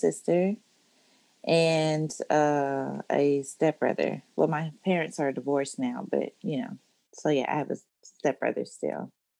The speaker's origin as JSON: {"language": "English", "town": "Oklahoma City", "region": "Oklahoma", "country": "United States", "tie": "born there", "said": "I was born in Oklahoma City, Oklahoma. I have two military parents."}